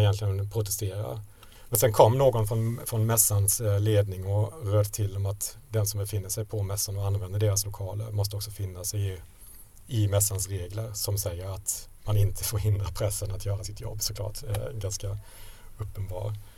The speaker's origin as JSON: {"language": "Swedish", "country": "Sweden", "said": "jag är från Sverige, eh, eh, journalist"}